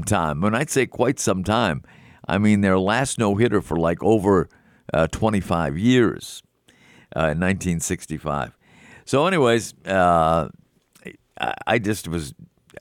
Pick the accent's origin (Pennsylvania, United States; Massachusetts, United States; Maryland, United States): Massachusetts, United States; Melrose; this variety store in Melrose, my hometown